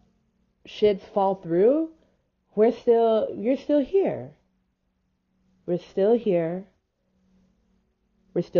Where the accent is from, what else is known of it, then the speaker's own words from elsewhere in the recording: Houston, Texas, United States; I was raised in Houston, Texas